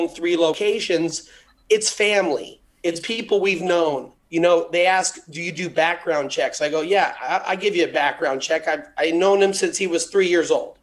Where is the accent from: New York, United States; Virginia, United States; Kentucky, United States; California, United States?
California, United States; Los Angeles; I'm an LA boy. I grew up in in Beverlywood